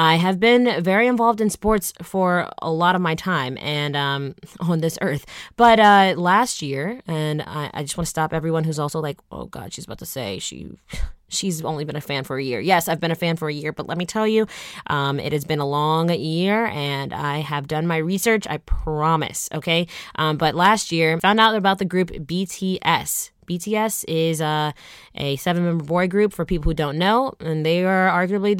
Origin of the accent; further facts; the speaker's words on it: Atlanta, Georgia, United States; moved away as an adult; also born or lived in Michigan; now in Los Angeles, United States; I'm from Atlanta, Georgia